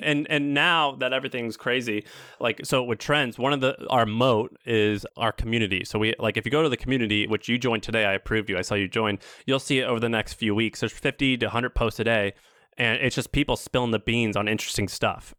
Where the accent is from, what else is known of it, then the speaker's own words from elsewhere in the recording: Missouri, United States; moved away; I'm from Missouri